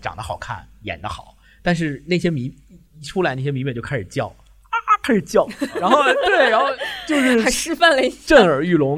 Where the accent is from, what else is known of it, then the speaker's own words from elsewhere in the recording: China; also born or lived in Beijing; 我们中国人